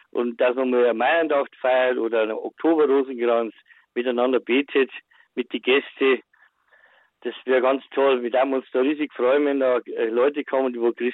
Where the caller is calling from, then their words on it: Waldkirchen, Bavaria, Germany; Wir haben vom Bayerischen Wald, wir haben einen Urlaub auf dem Bauernhof